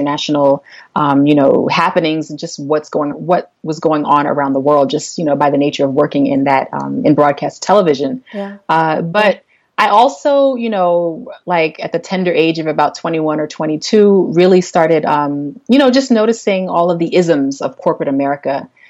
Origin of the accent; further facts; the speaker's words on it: United States; moved away as an adult; now in Namibia; I am African American and I am based in Namibia, which is just above South Africa. And I've been here for about the last 6 years.